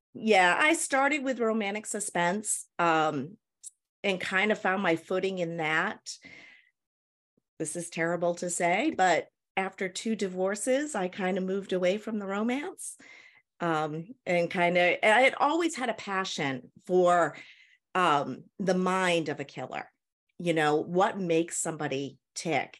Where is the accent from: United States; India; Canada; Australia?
United States; New Hampshire; moved away as an adult; now in Tennessee, United States; I'm originally from New Hampshire in the United States, um, moved to Tennessee probably about seven years ago